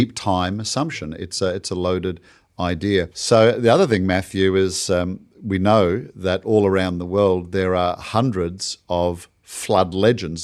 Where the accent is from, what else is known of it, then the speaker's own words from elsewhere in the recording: Australia; my home country of Australia